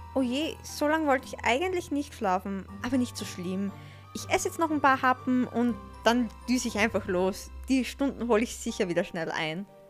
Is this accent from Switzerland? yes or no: no; Austria; bei uns in Österreich